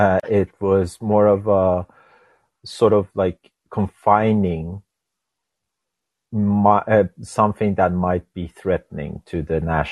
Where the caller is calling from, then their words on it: Norway; I'm not from the United States. I'm calling you from Norway in Europe.